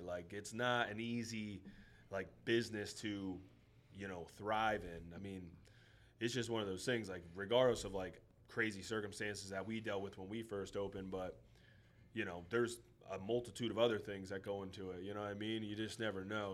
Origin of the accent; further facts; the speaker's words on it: Schuylkill County, Pennsylvania, United States; moved away; first kind of got out of my hometown, like. You know, shout out to the Skook